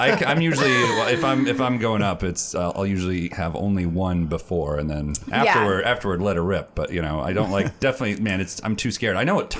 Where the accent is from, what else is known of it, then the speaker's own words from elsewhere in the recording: Florida, United States; moved away; I'm from Florida originally